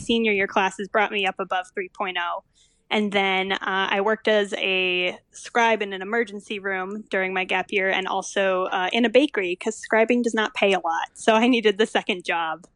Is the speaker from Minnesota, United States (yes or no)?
yes; Stillwater, Minnesota, United States; moved away as an adult; also born or lived in Evanston, Illinois; I grew up in Stillwater, which is just north of the Twin Cities